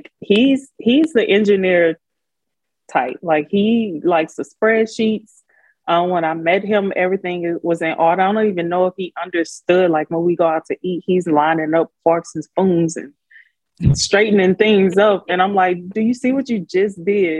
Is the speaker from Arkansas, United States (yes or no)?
no; Baton Rouge, Louisiana, United States; moved away as an adult; also born or lived in Houston / Korea; I'm from Baton Rouge